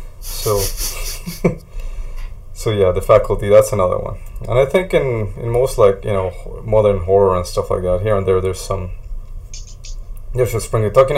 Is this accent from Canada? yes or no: no; Colombia; growing up in Colombia